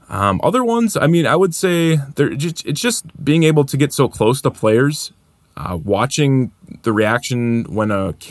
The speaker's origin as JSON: {"language": "English", "town": "Stevens Point", "region": "Wisconsin", "country": "United States", "said": "we're from Stevens Point."}